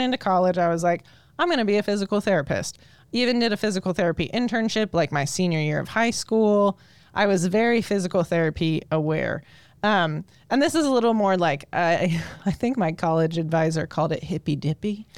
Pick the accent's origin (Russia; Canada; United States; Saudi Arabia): United States; Colorado; moved away as an adult; now in Indiana, United States; I'm actually born and raised in Colorado when I moved out to Indiana about, oh, I think it's about five years ago now